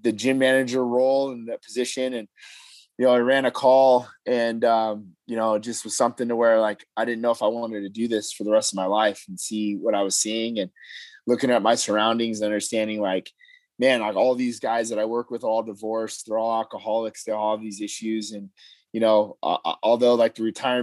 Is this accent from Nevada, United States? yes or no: yes; Las Vegas, Nevada, United States; also born or lived in Utah; I'm born and raised in Vegas. I'm a third generation Las Vegas born native